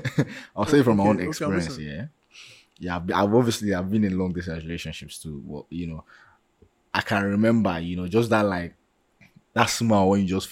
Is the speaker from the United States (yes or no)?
no; Nigeria; accent: Nigerian; moved away; Born and bred in Nigeria with the accents, like my accents